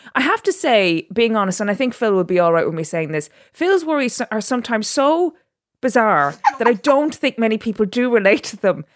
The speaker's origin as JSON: {"language": "English", "town": "Drogheda", "region": "Leinster", "country": "Ireland", "tie": "born or raised there", "also_born_or_lived": "Dubai", "moved": "as an adult", "lives_now": "London, United Kingdom", "said": "I was born in Dubai, and then my parents separated and my mother and my sister and myself moved back to Drogheda. And so I was raised in Drogheda as an Irish person"}